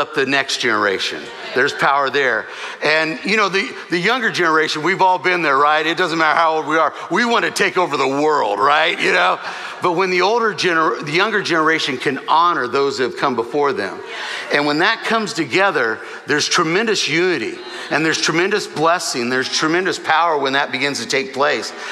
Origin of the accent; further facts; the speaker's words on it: Southern California, United States; I'm from Southern California